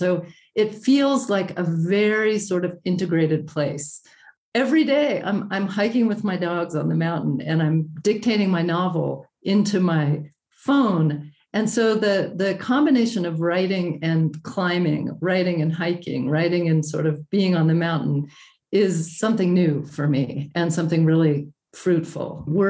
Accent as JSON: {"language": "English", "region": "Arizona", "country": "United States", "tie": "born or raised there", "also_born_or_lived": "New York / Portland, Maine / Oregon / France", "moved": "as an adult", "lives_now": "Taos, United States", "said": "I'm from Arizona, so I'm not really new to the Southwest. I grew up in Arizona. Then I was a New Yorker for 20 years after going to Reed College in Oregon. Then I lived in Portland, Maine for 10 years."}